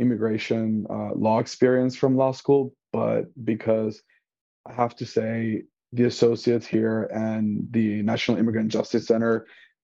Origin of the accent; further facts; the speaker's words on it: Venezuela; now in Chicago, United States; I am an immigrant. I am originally from Venezuela. I am bilingual. I speak Spanish.